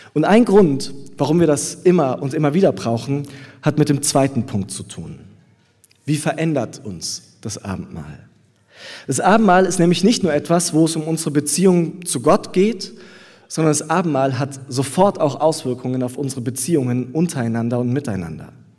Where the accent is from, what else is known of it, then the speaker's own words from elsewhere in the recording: Southern Germany, Germany; now in Berlin, Germany; in Süddeutschland, wo ich herkomme, bei meiner Familie zu Hause